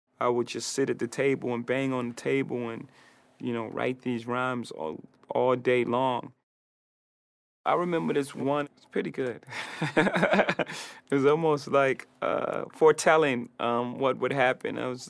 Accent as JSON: {"language": "English", "town": "Brooklyn", "region": "New York", "country": "United States", "said": "I'm a kid from Marcy Projects from Brooklyn, so it made me exactly who I am."}